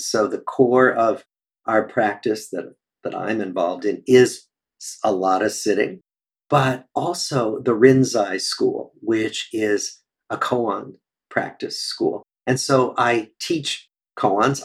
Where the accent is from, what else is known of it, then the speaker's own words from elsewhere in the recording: Des Moines, Iowa, United States; moved away as an adult; also born or lived in Cambridge, Massachusetts; I grew up in Des Moines, Iowa